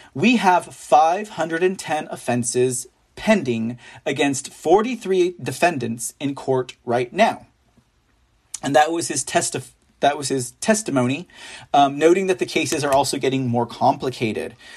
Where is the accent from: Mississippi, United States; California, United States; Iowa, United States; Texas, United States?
Texas, United States; San Antonio; also born or lived in Austin, Texas; my hometown is San Antonio